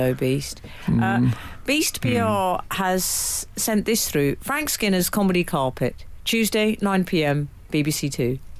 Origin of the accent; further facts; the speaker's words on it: Chorley, North West England, United Kingdom; We have the mother of all retail intruders in my hometown of Chorley.